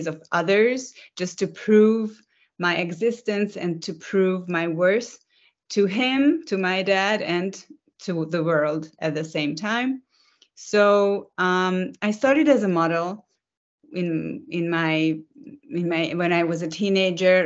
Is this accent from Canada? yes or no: no; Budapest, Hungary; I am currently in Budapest, which is my hometown in Hungary, which is in Central Europe